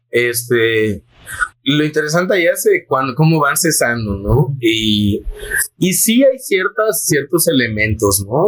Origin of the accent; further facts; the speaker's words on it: Yucatán, Mexico; la creencia que tenemos como yucatecos